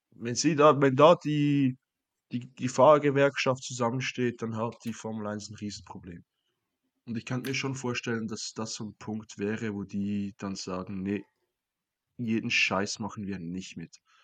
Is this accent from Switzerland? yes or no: yes; Switzerland; mich als Schweizer